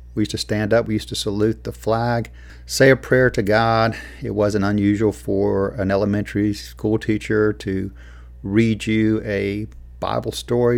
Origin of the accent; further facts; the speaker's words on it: United States; as an American